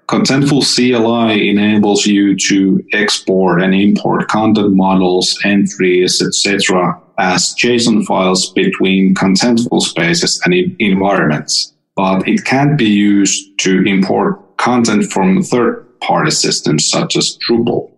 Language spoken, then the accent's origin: English; Finland; I'm from Finland